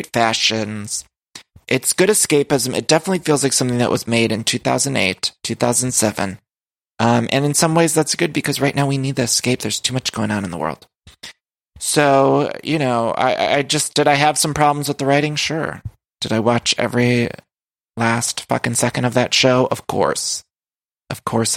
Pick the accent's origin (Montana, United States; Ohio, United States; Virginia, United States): Ohio, United States; also born or lived in Chicago, Illinois; now in Los Angeles, United States; I'm from Ohio.